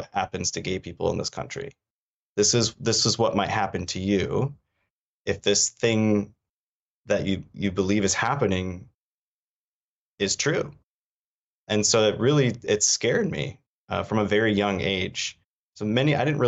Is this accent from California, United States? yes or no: no; Traverse City, Michigan, United States; also born or lived in Washington, D.C.; I grew up in Traverse City, Michigan